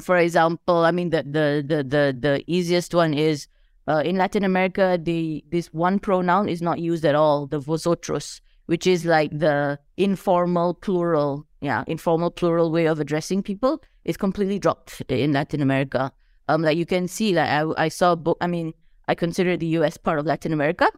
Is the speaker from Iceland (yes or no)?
no; Malaysia; as a Malaysian